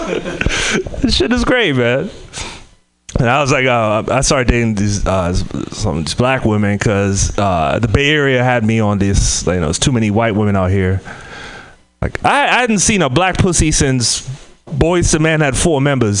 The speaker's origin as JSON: {"language": "English", "country": "Trinidad & Tobago", "moved": "yes", "said": "I'm from the Caribbean, Trinidad and Tobago"}